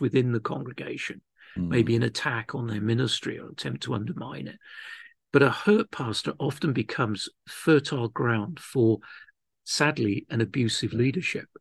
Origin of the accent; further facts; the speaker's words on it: London, United Kingdom; moved away as an adult; also born or lived in Wales / Cardiff / Bridgend / Pontefract; now in Llanelli, United Kingdom; I grew up in southwest London, though I am Welsh. Uh, my parents moved to the great mission field of London when I was just a month old